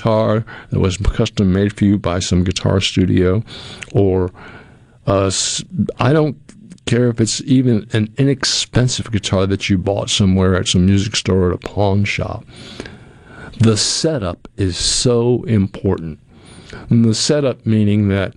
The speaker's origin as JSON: {"language": "English", "region": "New England", "country": "United States", "tie": "born or raised there", "moved": "yes", "said": "I'm from New England and I grew up with New England clam chowder all the time"}